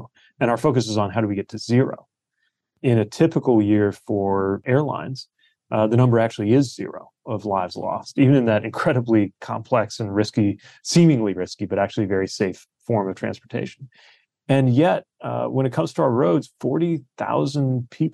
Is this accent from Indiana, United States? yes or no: yes; South Bend, Indiana, United States; my hometown of South Bend